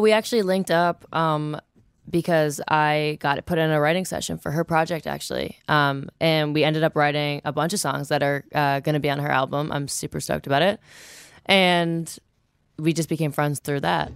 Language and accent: English; Toronto, Ontario, Canada; I'm actually from Toronto proper